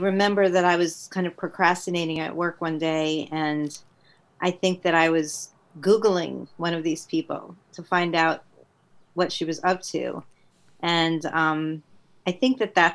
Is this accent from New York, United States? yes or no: yes; Westchester, New York, United States; also born or lived in Queens, New York; I went to school in Westchester, New York